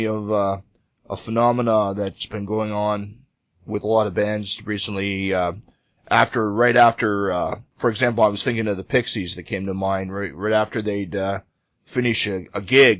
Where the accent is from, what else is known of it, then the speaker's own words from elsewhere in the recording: Australia; So we're from Australia, sitting there holding a Victoria Bitter. It's not the best Australian beer, but it's the only one that was available here.